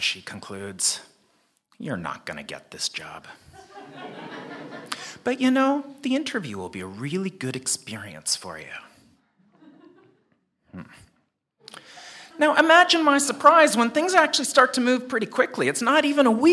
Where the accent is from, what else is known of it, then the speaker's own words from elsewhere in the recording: Canada; moved away as an adult; also born or lived in South Korea / United States; now in Hong Kong; I was born and raised in Canada